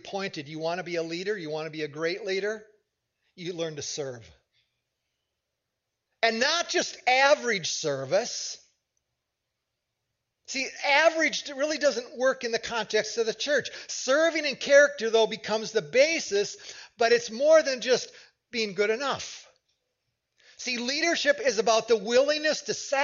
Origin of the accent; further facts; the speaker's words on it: United States; as an American